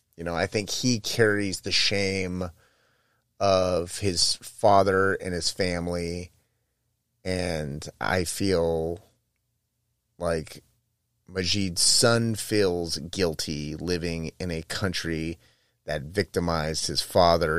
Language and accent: English; United States; I'm American